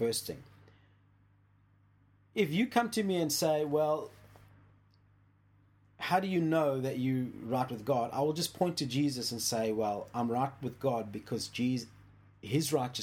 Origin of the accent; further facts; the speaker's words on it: South Africa; when I was growing up in South Africa